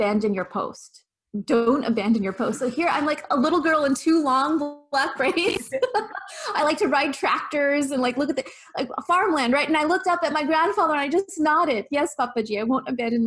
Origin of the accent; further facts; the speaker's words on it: the farmlands of California, United States; As a little girl growing up in the farmlands of California, predominantly white, predominantly Christian